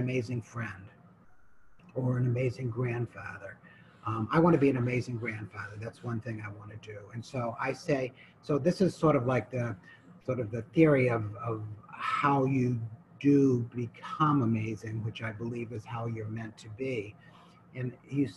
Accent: New Hampshire, United States; I come from New Hampshire, and I was over on the West Coast

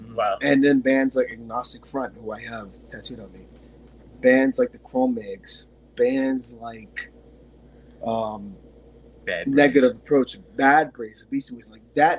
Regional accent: East Coast, United States; also born or lived in Guatemala; We're East Coasters.

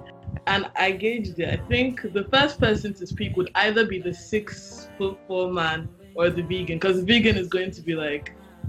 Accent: Nigeria; I'm Nigerian

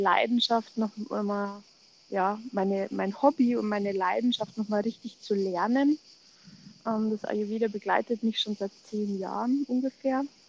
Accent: Munich, Bavaria, Germany; Ich komme aus München, bin noch 42 ähm, und lebe mit meiner Familie äh, ja, im Münchner Westen

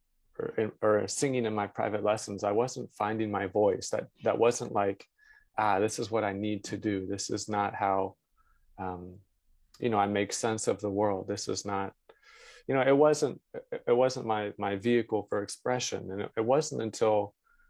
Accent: London, Ontario, Canada; moved away as an adult; also born or lived in Vancouver, Canada / New York, United States / Toronto, Canada; I grew up in London, Ontario

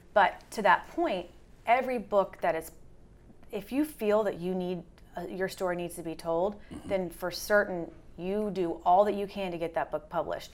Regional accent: the South, United States; I'm from the South as well

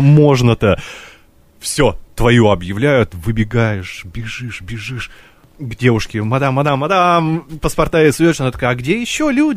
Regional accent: Russia; из России все, все умеем

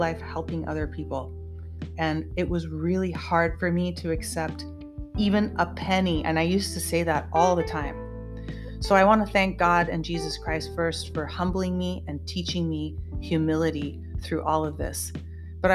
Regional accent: United States; I am an American and I bleed red, white, and blue, and I was born and raised in this country

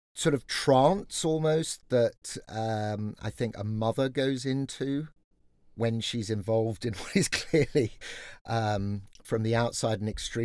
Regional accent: England, United Kingdom; now in California, United States; I happen to be your father. And I am an Englishman in California.

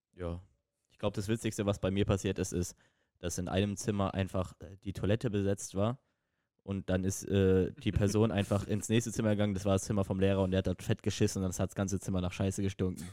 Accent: Rhineland-Palatinate, Germany; Aus der F-, aus der Pfalz

